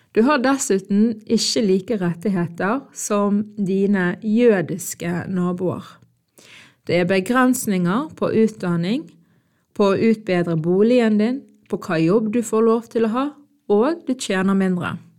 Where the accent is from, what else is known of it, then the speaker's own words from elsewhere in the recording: Norway; Jeg er født og oppvokst i Norge med sterke palestinske røtter